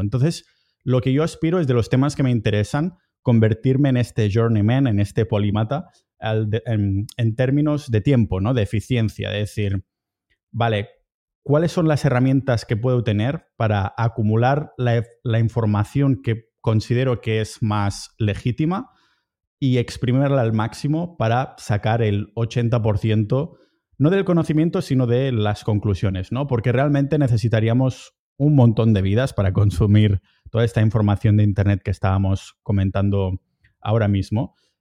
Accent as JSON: {"language": "Spanish", "area": "a town near Barcelona", "region": "Catalonia", "country": "Spain", "moved": "as an adult", "lives_now": "Estonia", "said": "estoy en mi pueblo cerca de Barcelona"}